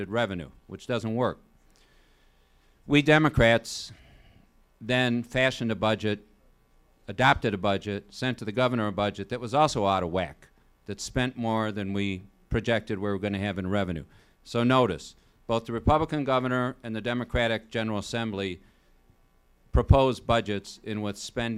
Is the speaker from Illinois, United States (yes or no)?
yes; Joliet, Illinois, United States; I'm from Joliet